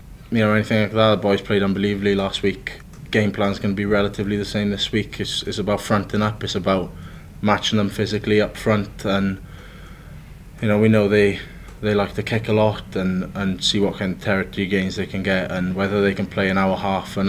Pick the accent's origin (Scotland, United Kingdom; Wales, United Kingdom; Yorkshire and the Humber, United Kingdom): Wales, United Kingdom; as Welsh people we're like